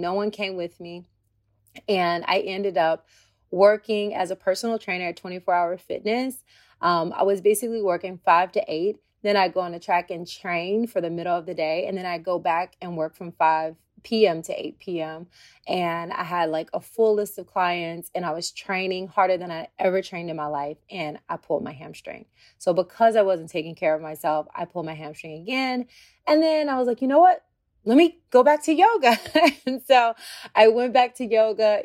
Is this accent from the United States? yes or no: yes; Tennessee, United States; moved away; I'm a country girl. I'm from Tennessee